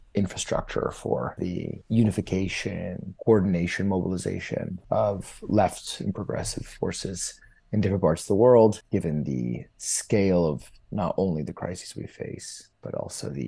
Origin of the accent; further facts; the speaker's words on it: Los Angeles, California, United States; moved away as an adult; also born or lived in India / Mexico / South Africa / United Kingdom; I was growing up in Los Angeles